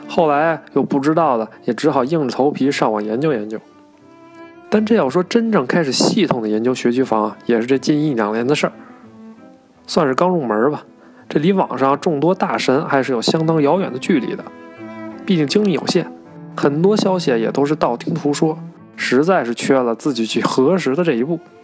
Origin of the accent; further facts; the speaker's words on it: Beijing, China; 我从小就是在西城长大的